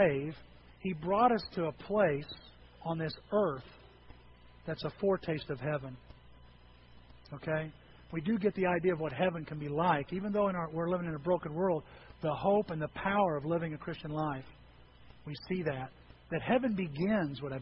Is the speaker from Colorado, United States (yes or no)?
no; Edwards County, Illinois, United States; moved away; I grew up in Edwards County